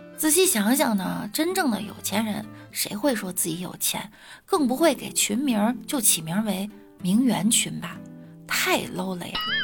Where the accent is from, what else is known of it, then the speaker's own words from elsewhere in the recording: Beijing, China; 我们北京人